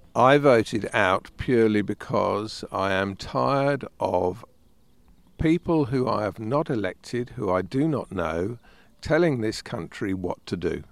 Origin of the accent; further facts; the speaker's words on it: United Kingdom; We are British